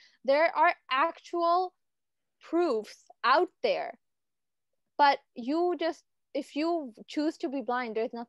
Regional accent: Canada; also born or lived in Pakistan; I love being Canadian, I love being Pakistani

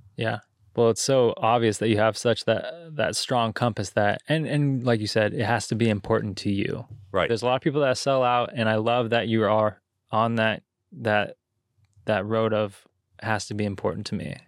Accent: Santa Cruz, California, United States; growing up in Santa Cruz

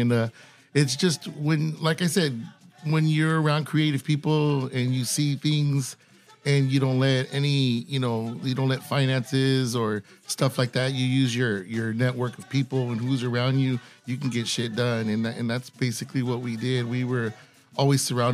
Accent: National City, California, United States; also born or lived in Chula Vista; I grew up in National City, and then I moved to the South Bay, Chula Vista, and I mean, that's just home for me

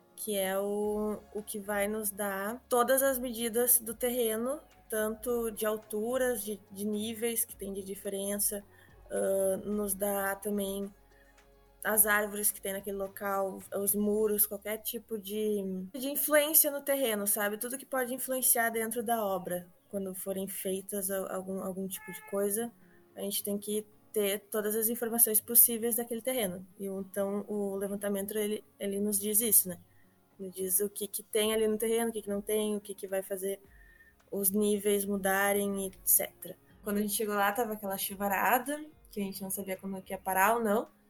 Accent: Portão, Rio Grande do Sul, Brazil; Eu sou aqui de Voti

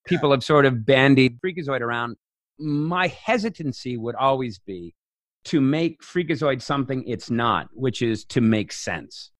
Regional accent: Las Vegas, Nevada, United States; I grew up in Las Vegas

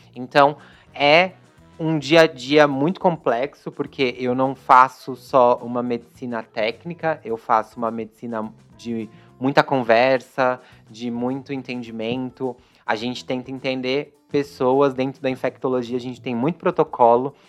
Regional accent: São Paulo, Brazil; Eu sou da Zona Leste aqui de São Paulo, sempre estudei em escola pública

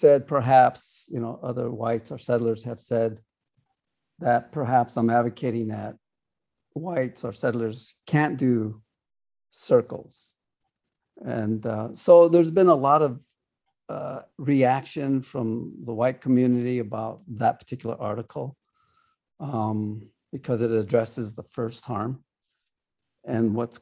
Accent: United States; I am from the Ocheti Shakoni Oyate, are the people of the seven fires. Here in the States, we're called Sioux Indians

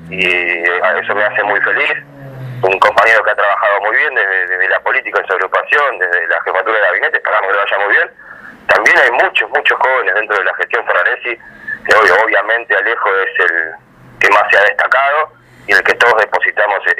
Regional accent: Avellaneda, Buenos Aires Province, Argentina; yo además soy vecino de Avellaneda, nací en Avellaneda, crecí en Avellaneda, acá me, estoy, me radicar, estoy haciendo mi casa, estudié acá, eh, jugué al fútbol acá

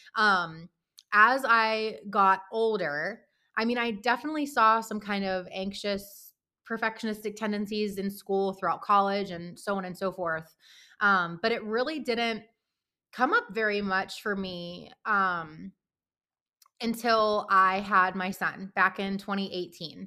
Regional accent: Pittsburgh, Pennsylvania, United States; moved away as an adult; also born or lived in Baltimore; now in Wisconsin, United States; I'm actually based in Wisconsin, um, but I'm originally from Pittsburgh

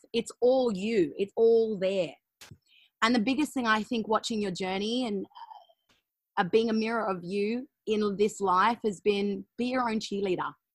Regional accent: Australia; I'm an Aussie

